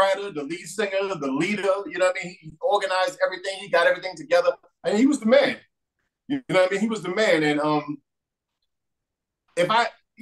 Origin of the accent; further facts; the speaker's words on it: New York City, New York, United States; I grew up in Midtown Manhattan in New York City